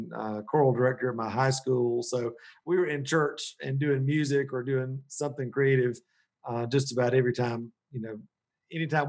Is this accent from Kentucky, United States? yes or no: no; Columbus, Georgia, United States; moved away as an adult; also born or lived in Metro Atlanta, Georgia; now in Asheville, United States; I'm from originally Middle Georgia, Columbus, Georgia. My family's been down there since the 1780s.